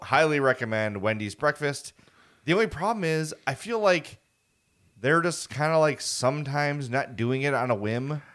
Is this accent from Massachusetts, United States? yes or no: no; Chicago, Illinois, United States; born and raised on the South Side